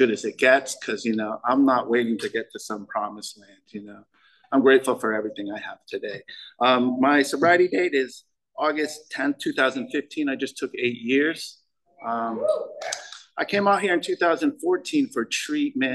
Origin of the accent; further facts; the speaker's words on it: Connecticut, United States; I'm from Connecticut.